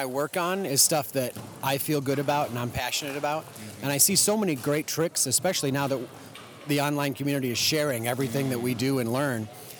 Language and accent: English; Detroit, Michigan, United States; also born or lived in Ohio; now in Austin, United States; No, I've been all over, but Detroit, and I was an Ohio juggler mostly, and then moved to Texas in like 98.